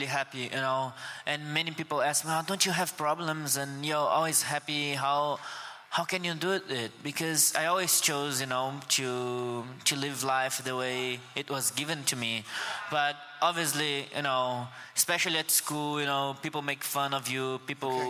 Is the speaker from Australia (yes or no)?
no; Guarapari, Espírito Santo, Brazil; first language Portuguese; English is a second language; moved away; I was born in Brazil, in Guarapari, which is a little north of Rio de Janeiro.